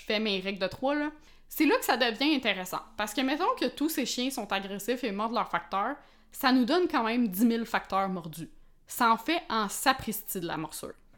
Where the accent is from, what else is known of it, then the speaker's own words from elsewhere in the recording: Quebec, Canada; on est québécois